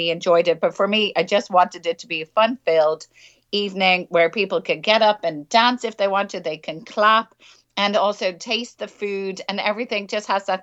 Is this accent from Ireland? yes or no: yes; Ireland; moved away as an adult; also born or lived in Edinburgh; now in Linlithgow, United Kingdom; growing up in Ireland